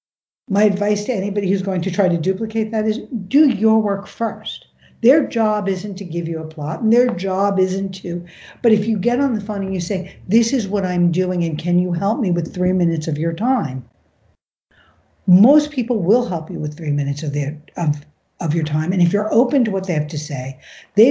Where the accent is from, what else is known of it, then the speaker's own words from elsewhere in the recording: New York, United States; growing up in New York